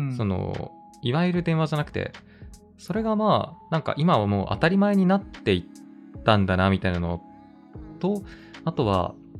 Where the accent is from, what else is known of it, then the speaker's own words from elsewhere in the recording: Kitahiroshima, Hokkaido, Japan; moved away; 北広島というところが出身